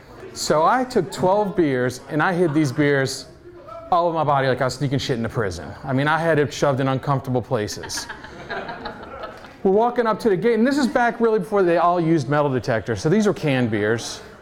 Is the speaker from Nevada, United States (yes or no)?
no; New Orleans, Louisiana, United States; I'm from New Orleans.